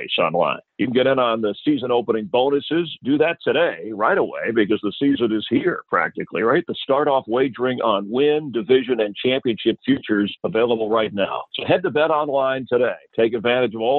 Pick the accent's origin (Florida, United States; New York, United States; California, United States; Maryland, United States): Florida, United States; Miami; I'm from actually South Florida, I grew up in Miami